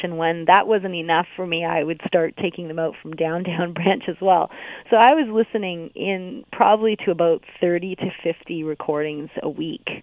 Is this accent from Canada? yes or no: yes; Hamilton, Ontario, Canada; I'm from Hamilton